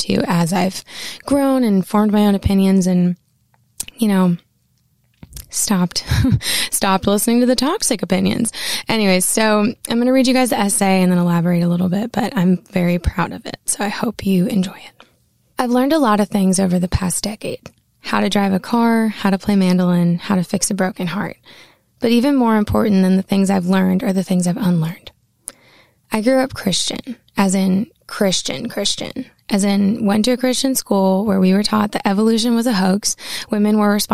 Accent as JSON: {"language": "English", "region": "Maine", "country": "United States", "tie": "born or raised there"}